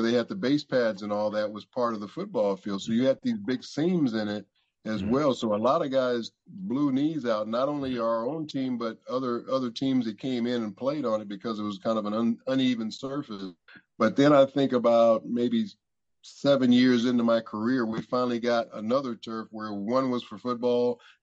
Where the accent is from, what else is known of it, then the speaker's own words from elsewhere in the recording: Los Angeles, California, United States; I was from Los Angeles